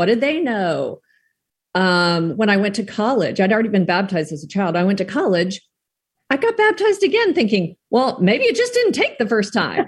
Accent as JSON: {"language": "English", "region": "South Texas", "country": "United States", "tie": "born or raised there", "said": "I grew up in South Texas where it was very, very hot"}